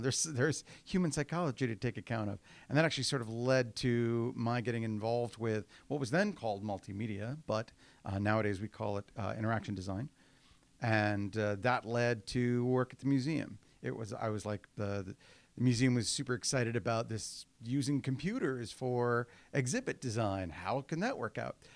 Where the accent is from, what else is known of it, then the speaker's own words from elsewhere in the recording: Houston, Texas, United States; moved away; I was raised in Houston. Um, I wasn't born there, and that matters in Texas, uh, but I got there as soon as I could